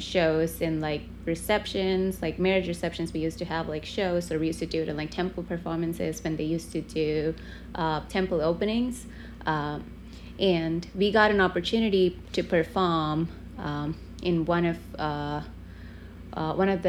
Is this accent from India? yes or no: yes; Chennai, Tamil Nadu, India; now in New York, United States; I grew up in South India in a city called Chennai.